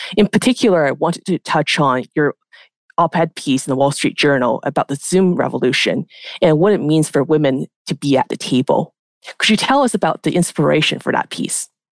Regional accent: Canada; moved away as an adult; now in New York, United States; As a Canadian expat myself

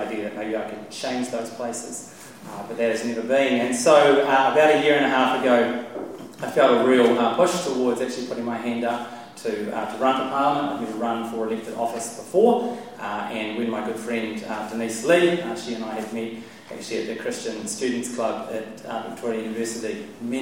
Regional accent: Wairarapa, Wellington, New Zealand; also born or lived in London; now in Auckland, New Zealand; a small farm that I grew up in the Wairarapa

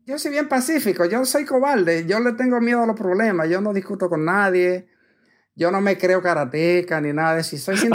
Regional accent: San Pedro de Macorís, Dominican Republic; now in Puerto Rico; soy de San Pedro de Macorís, República Dominicana.

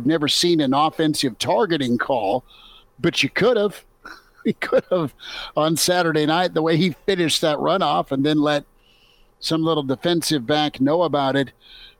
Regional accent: Nebraska, United States; this isn't hate towards the Buffs because of a kid growing up in Nebraska watching the Nebraska-Colorado series.

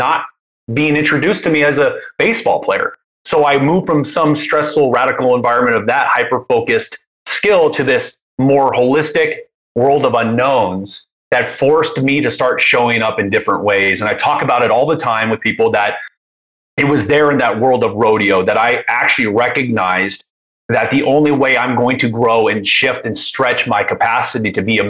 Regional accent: Anaheim, California, United States; I grew up, I was born in Anaheim. I grew up around that.

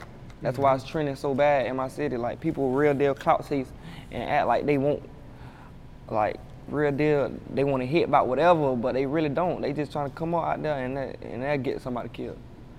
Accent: Jacksonville, Florida, United States; I was born in Jacksonville. I stayed with my mom in some apartments before we moved to Hilltop. So, but I was like 8 years old when I moved there, and I stayed there for 10 years.

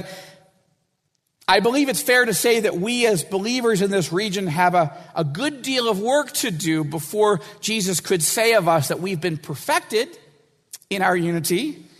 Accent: Washington, United States; And I know this will sound like I'm from Washington, and I am.

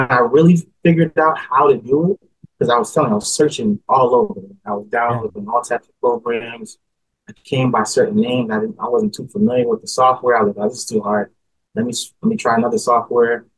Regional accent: Newark, New Jersey, United States; also born or lived in East Orange, New Jersey; I was born and raised in New Jersey, uh, in a city called Newark.

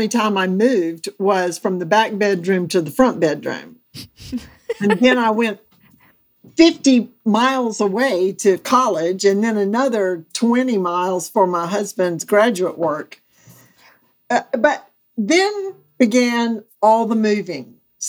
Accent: Mississippi, United States; also born or lived in Alabama / Georgia / Florida; now in North Carolina, United States; Yes, I tell people I'm from South America, meaning I lived in, born and raised in Mississippi, then I lived in Alabama, and then Georgia, and then Florida.

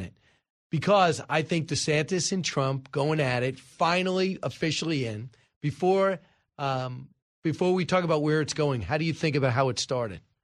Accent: Long Island, New York, United States; I am from Long Island.

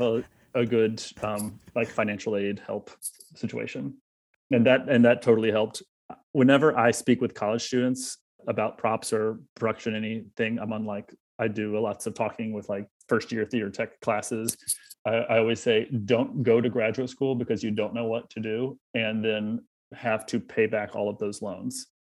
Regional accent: South Carolina, United States; moved away; Brandon and I are both from South Carolina

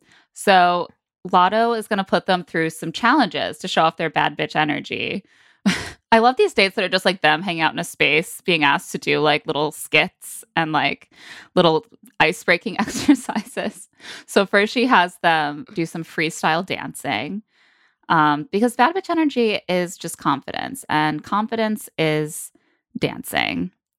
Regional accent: Oklahoma, United States; How am I supposed to be good at dancing? I'm from Oklahoma.

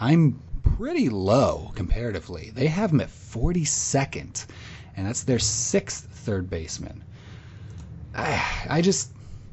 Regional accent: Illinois, United States; I'm also from Illinois

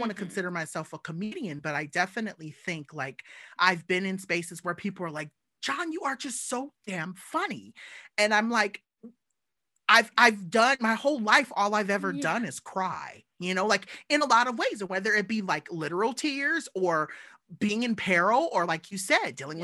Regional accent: Southern California, United States; as a little black kid growing up in SoCal

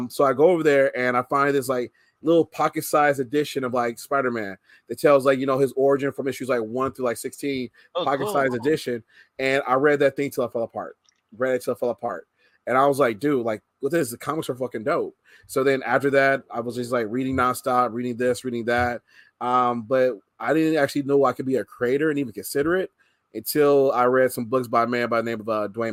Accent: Detroit, Michigan, United States; I'm originally from Detroit, Michigan, born and raised

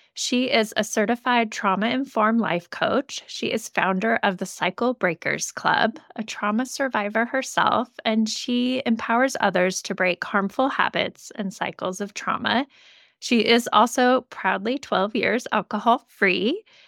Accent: Idaho, United States; born and raised in Idaho

